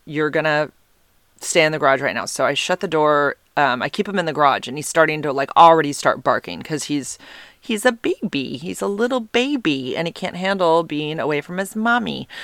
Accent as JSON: {"language": "English", "country": "United States", "said": "being an American."}